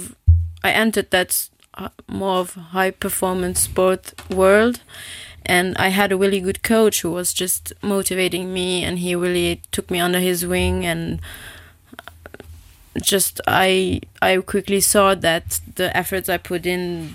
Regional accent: south of Luxembourg, Luxembourg; I grew up in the south of Luxembourg. I'm born and raised here in Luxembourg, and I grew up in Bocharach

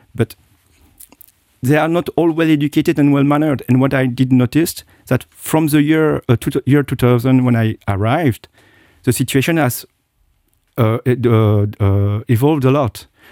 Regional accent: Belgium; moved away as an adult; also born or lived in Japan / United States / United Kingdom; now in Luxembourg; I was born in Asia, and I look like, uh, uh, uh, an Asian, and I do not realize it, you know? I grew up in Belgium

